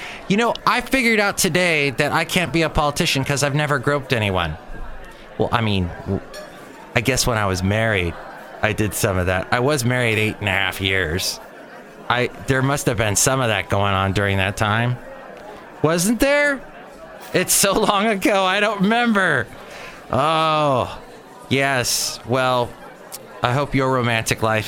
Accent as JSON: {"language": "English", "town": "Los Angeles", "region": "California", "country": "United States", "tie": "born or raised there", "said": "I was growing up in the San Fernando Valley"}